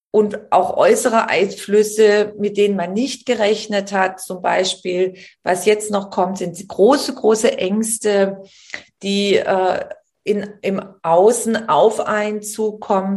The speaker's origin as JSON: {"language": "German", "country": "Germany", "said": "bei uns in Deutschland"}